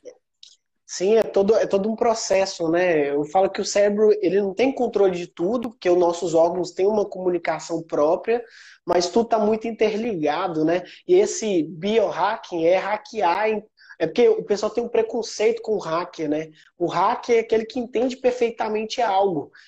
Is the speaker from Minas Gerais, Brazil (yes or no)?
yes; Sete Lagoas, Minas Gerais, Brazil; eu sou natural de Sete Lagoas, é uma cidade do interior de Minas